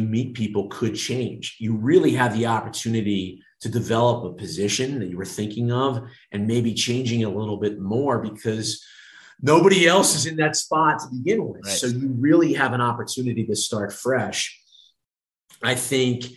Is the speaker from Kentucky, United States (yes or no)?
no; Baltimore, Maryland, United States; moved away as an adult; also born or lived in Norfolk, Virginia / New York / Long Island; now in Las Vegas, United States; the way that we were raised in being in the Baltimore area